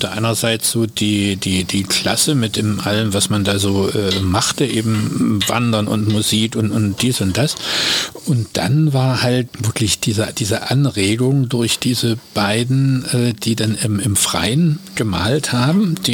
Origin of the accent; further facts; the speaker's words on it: Dresden, Saxony, Germany; Ich bin in Dresden geboren und äh, da eben auch zur Schule gegangen.